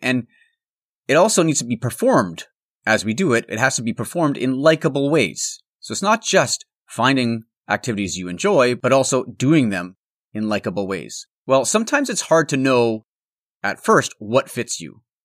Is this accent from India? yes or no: no; Altona, Manitoba, Canada; moved away; I'm recording on the road this week from my hometown of Altona, which is a small town in the heart of the Canadian prairies.